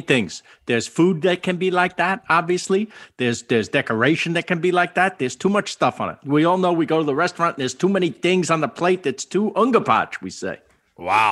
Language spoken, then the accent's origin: English; New York, United States; moved away as an adult; also born or lived in Bronx / Rockland County / Long Island / Manhattan; now in Los Angeles, United States; I was born in New York. I was born in Queens.